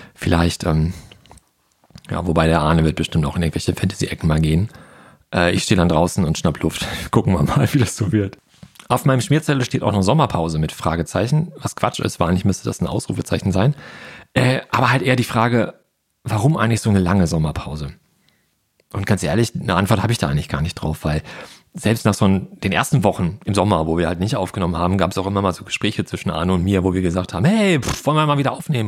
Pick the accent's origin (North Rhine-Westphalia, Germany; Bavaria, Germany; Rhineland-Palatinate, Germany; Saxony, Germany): North Rhine-Westphalia, Germany; Ruhr area; moved away; meine alte Heimat, das Ruhrgebiet